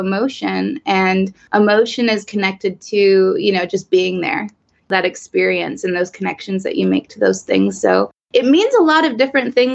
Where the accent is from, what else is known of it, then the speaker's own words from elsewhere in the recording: Austin, Texas, United States; moved away as an adult; now in San Francisco, United States; So I'm originally from Austin, Texas. I live in San Francisco now